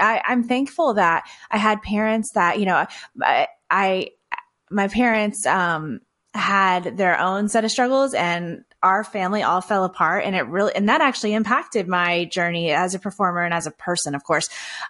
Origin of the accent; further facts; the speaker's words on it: Texas, United States; I come from Texas. I still live in Texas. I actually live in the city of Houston now, and with my husband and our two kiddos